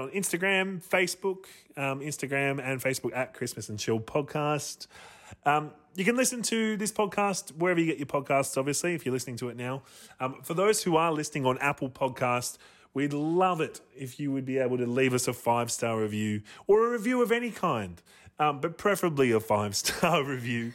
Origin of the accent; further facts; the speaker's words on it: Australia; we're from Australia